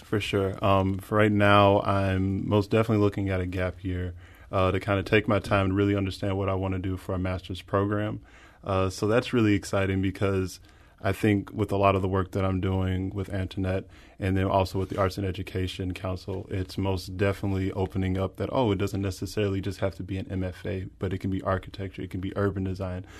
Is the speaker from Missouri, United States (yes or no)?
yes; Spanish Lake, Missouri, United States; growing up in North County and Spanish Lake, and that only being about fifteen minutes away